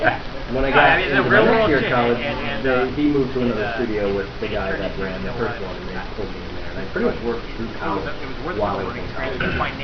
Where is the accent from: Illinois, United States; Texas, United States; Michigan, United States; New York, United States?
Illinois, United States; Chicago; moved away; I'm from Chicago.